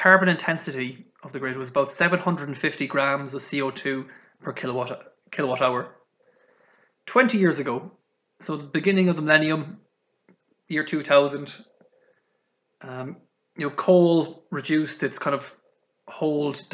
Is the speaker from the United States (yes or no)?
no; Ireland; accent: Irish; moved away; also born or lived in United Kingdom; from the accent, not very good at hiding it, but I am Irish.